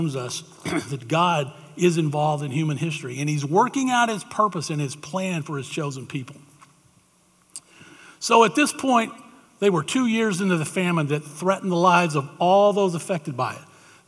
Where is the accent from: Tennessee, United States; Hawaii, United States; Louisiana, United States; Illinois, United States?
Tennessee, United States; accent: hillbilly; I'm a hillbilly from Tennessee.